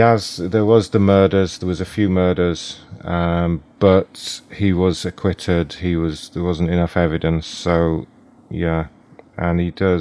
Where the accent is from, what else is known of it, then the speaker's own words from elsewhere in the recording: United Kingdom; You may be able to tell I'm British, so will you have a selection of tea available for me, hot tea?